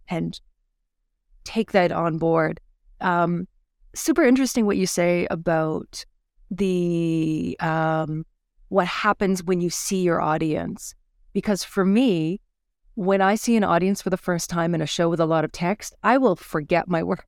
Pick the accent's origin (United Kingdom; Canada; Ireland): Canada; Fredericton, New Brunswick; moved away as an adult; now in Edmonton, Canada; where I grew up in New Brunswick and Fredericton at the time